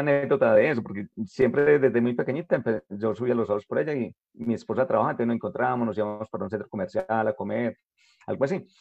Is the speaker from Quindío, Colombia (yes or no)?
no; Jericó, Antioquia, Colombia; yo soy de Jerico